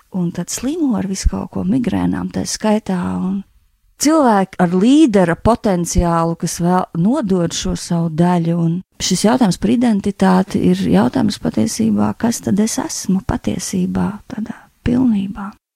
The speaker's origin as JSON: {"language": "Latvian", "country": "Latvia", "tie": "born or raised there", "said": "Es esmu dzimusi Latvijā"}